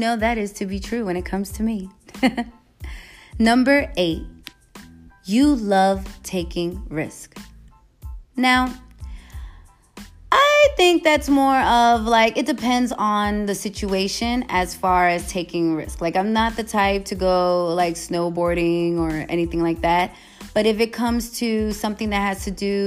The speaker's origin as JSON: {"language": "English", "town": "New York City", "region": "New York", "country": "United States", "also_born_or_lived": "Los Angeles / San Francisco Bay Area", "moved": "yes", "lives_now": "Las Vegas, United States", "said": "I am from New York. I'm from the Bronx. Moved from the Bronx to LA, from LA to the Bay, from the Bay to Vegas"}